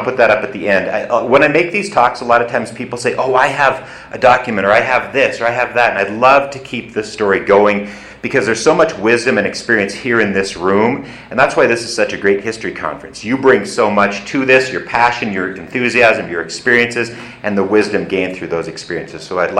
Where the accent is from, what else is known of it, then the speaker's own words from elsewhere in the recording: Great Falls, Montana, United States; now in Helena, United States; I grew up in Great Falls